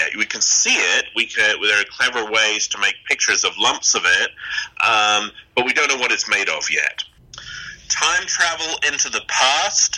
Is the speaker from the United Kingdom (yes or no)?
yes; England, United Kingdom; also born or lived in United States; We came over from England to America for a year to be at NASA